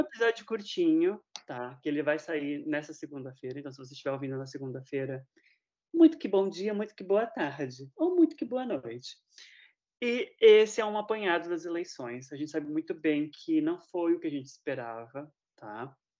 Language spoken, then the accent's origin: Portuguese; São Paulo, Brazil; now in United States; Eu moro nos Estados Unidos, mas eu sou de São Paulo